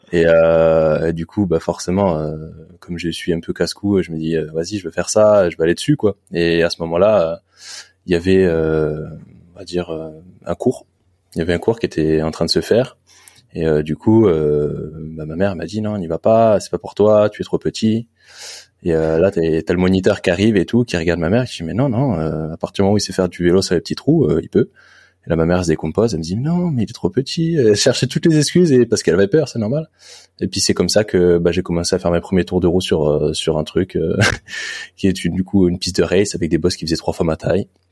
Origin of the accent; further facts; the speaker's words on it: Saint-Germain-en-Laye, Île-de-France, France; je suis né à Saint-Germain-en-Laye.